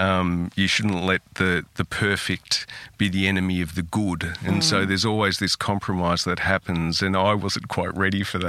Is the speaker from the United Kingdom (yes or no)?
no; Australia; also born or lived in Italy; growing up in a country town